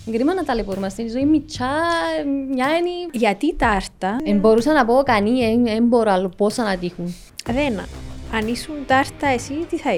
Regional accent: Nicosia, Nicosia District, Cyprus; also born or lived in Southampton, England / Liverpool, England; από τη Λευκοσία. Ε, Μάλιστα. Ε, σπούδασα νομική στο Southampton, στην Αγγλία. Όταν τελείωσα, έκανα ένα πτυχιακό στο Λίβερπουλ, ναυτιλιακά.

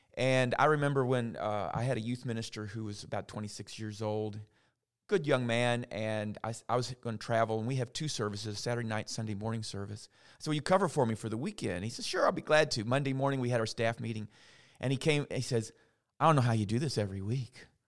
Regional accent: St. Matthews, Kentucky, United States; moved away as an adult; now in LaGrange, United States; I grew up actually in St. Matthews, Kentucky, but I kind of feel like I'm from LaGrange now after 22 years.

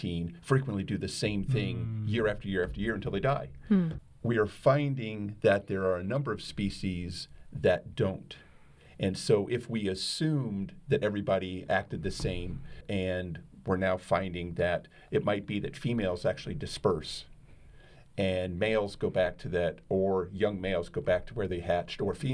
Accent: Cincinnati, Ohio, United States; I grew up in Cincinnati

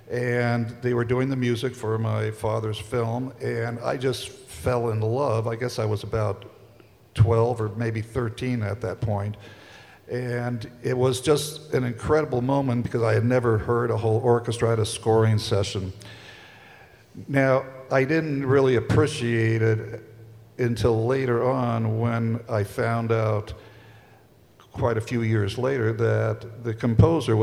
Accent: Italy; I grew up in Italy

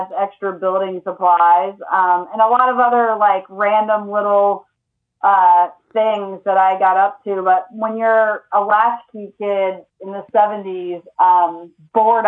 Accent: Lawrenceville, Georgia, United States; I grew up mostly in Lawrenceville, Georgia

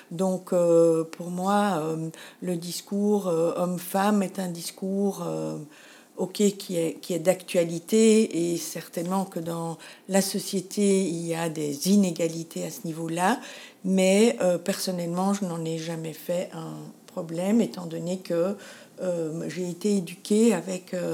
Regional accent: Antwerp, Flanders, Belgium; Je suis née à Anvers et j'ai grandi à Anvers.

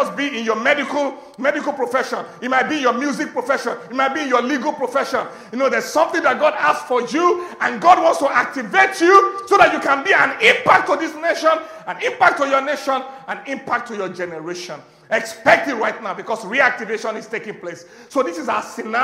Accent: Agege, Lagos, Nigeria; I was born in Kwakwa, Ashafa, Agege

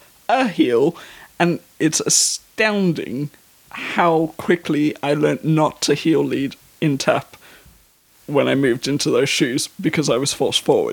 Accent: South Africa; moved away; also born or lived in North of England; I'm also South African

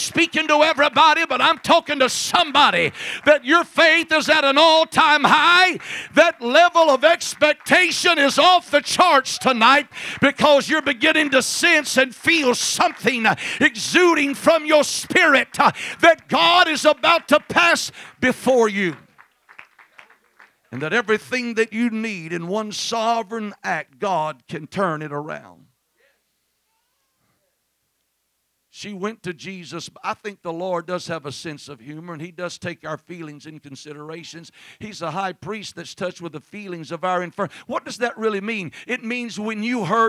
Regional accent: Mississippi, United States; I'm from Mississippi

